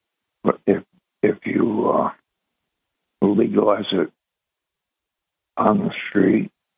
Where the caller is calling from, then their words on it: Binghamton, New York, United States; … from Binghamton.